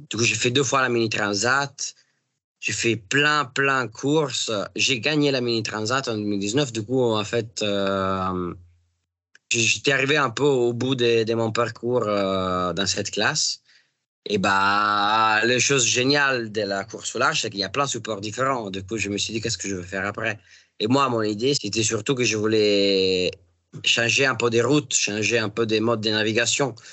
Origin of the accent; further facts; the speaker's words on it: Italy; moved away; quand on est italien